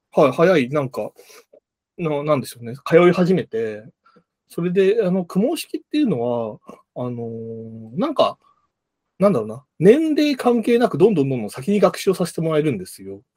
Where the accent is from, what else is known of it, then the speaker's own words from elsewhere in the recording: Hiroshima, Japan; now in Tokyo, Japan; 広島出身でして